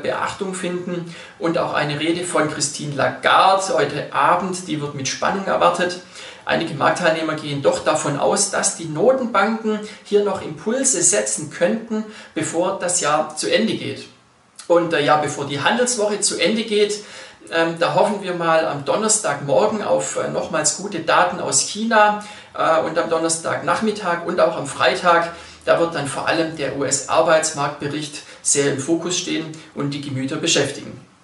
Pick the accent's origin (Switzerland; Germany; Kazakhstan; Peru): Switzerland; bei uns in der Schweiz